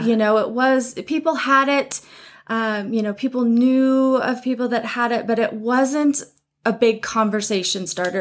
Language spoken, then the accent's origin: English; Butte, Montana, United States; growing up in Montana, small towns